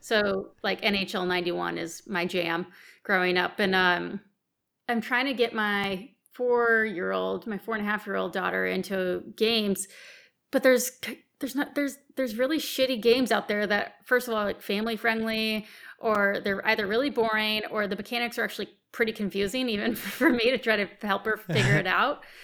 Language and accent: English; United States; I'm American.